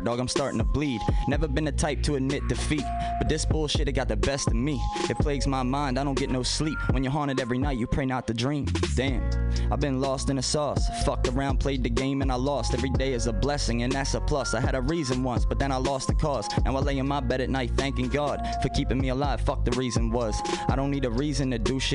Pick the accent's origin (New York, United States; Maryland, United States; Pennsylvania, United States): Maryland, United States; Baltimore; I was from Baltimore